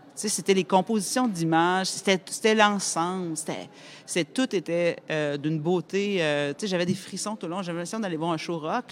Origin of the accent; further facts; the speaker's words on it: Quebec City, Quebec, Canada; moved away; also born or lived in Montreal; de partir de ma banlieue de Québec et aller à Montréal, je l'ai comme vécu